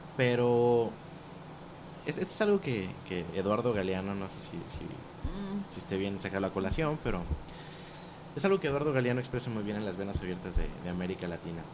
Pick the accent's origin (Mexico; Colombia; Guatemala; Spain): Mexico; nosotros como mexicanos